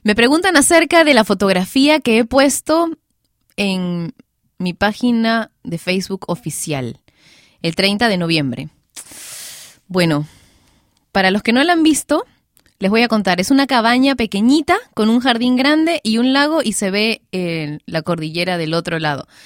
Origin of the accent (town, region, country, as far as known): Peru